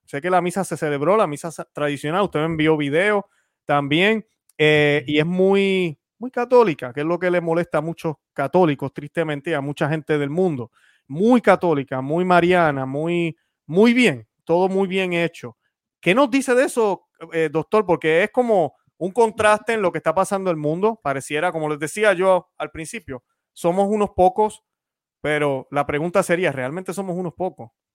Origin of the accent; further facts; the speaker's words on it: Puerto Rico; cuando pequeño en Puerto Rico